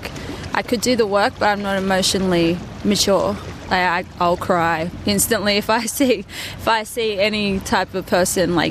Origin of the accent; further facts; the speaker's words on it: Tamworth, New South Wales, Australia; moved away as an adult; also born or lived in Queensland; now in Newcastle, Australia; I didn't really want to go to Tamworth because I grew up there my whole life